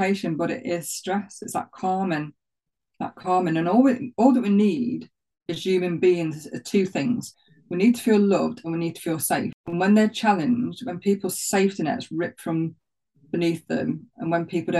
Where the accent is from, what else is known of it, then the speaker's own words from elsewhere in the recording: Nottinghamshire, East Midlands, United Kingdom; accent: Notts; And there I was with my knots accent. So I live around 3 miles from Sherwood Forest.